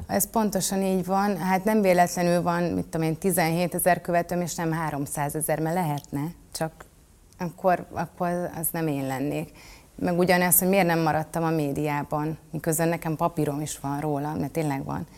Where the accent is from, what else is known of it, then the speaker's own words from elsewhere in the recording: Budapest, Hungary; 12. kerületben születtem, és ott is, tehát hogy én egy, én egy budapesti lány vagyok.